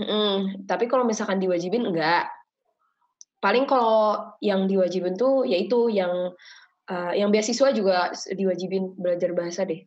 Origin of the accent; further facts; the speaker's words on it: Indonesia; karena aku gede di Indo yang dimana semuanya tuh terasa cepat bahkan orang-orang pun menikah di usia 20-an